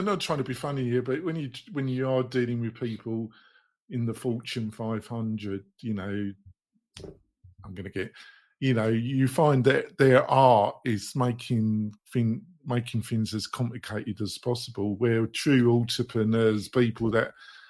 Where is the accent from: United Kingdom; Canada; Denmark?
United Kingdom; England; moved away as an adult; now in United States; So obviously I'm a bit English, been living in America quite a while now, but I always see myself as English really.